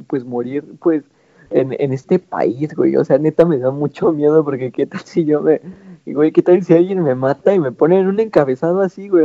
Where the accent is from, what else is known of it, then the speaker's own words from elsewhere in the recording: Mexico City, Mexico; moved away; yo también viví eh, pues una buena parte de mi infancia igual en Iztapalapa